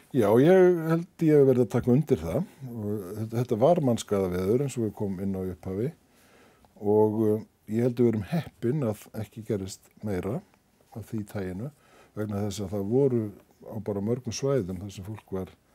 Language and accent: Icelandic; Iceland; við Íslendingar